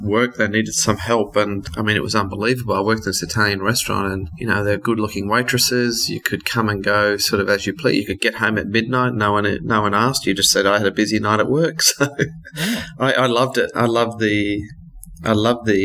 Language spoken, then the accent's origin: English; Brisbane, Queensland, Australia; also born or lived in South Africa; now in Sydney, Australia; I grew up in South Africa and my parents emigrated to Australia, and I grew up in Brisbane.